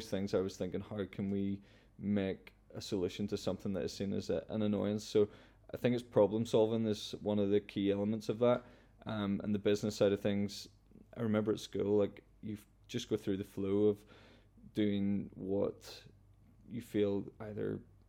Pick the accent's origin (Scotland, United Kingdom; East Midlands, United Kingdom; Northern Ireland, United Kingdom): Northern Ireland, United Kingdom; Cullybackey; I know I'm from Cullybaggy, which is a little village, but a big part of my life has always been traveling.